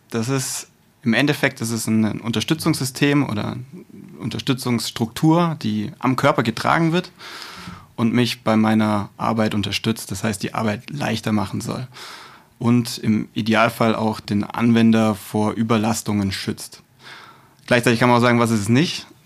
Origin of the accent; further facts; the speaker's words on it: Stuttgart, Baden-Württemberg, Germany; born there; bin gebürtiger Stuttgarter, ähm, das heißt Kind des Südens, wird man an der einen oder anderen Stelle wahrscheinlich auch merken.